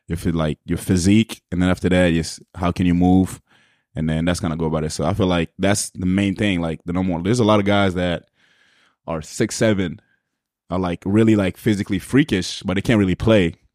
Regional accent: Montreal, Quebec, Canada; I'm, I'm from the West Island, Pierre Font

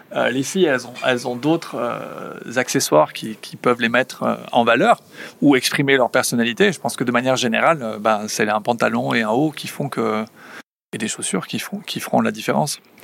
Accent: Basque Country, France; moved away as an adult; also born or lived in Spain; now in United States; en tant que bon basque

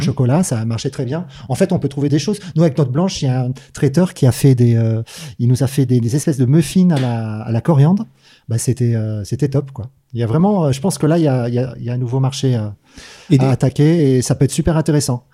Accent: Manosque, Provence-Alpes-Côte d'Azur, France; je viens de Manosque

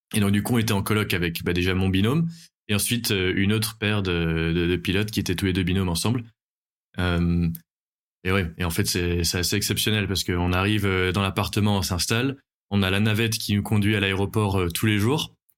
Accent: Belgium; moved away as an adult; now in Bordeaux, France; je viens de Belgique et j'habite à Bordeaux maintenant depuis 4 ans

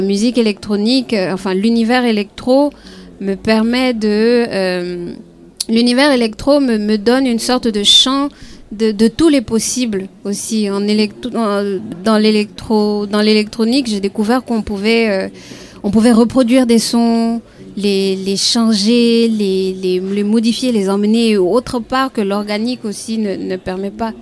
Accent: Côte d’Ivoire; en tant qu'Ivoirienne

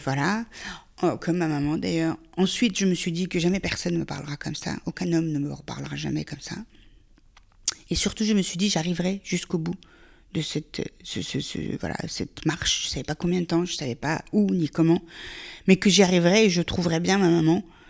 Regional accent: Afghanistan; now in France; mon pays d'origine

